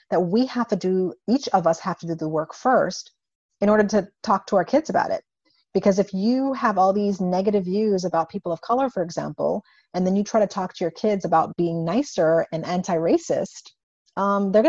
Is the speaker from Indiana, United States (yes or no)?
yes; Indiana, United States; growing up in Indiana, I have to be aware that I'm driving through Klan country when I go back and forth to grad school.